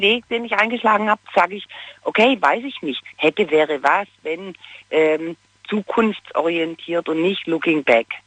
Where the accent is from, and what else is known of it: Baden-Württemberg, Germany